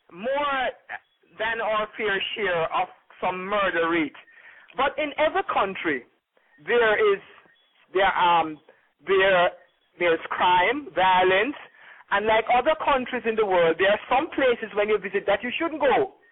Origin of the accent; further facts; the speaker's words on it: Port Antonio, Portland, Jamaica; I was born in Port Antonio, Portland. And Port mm. Antonio is in the eastern part of Jamaica. This is where tourism was born.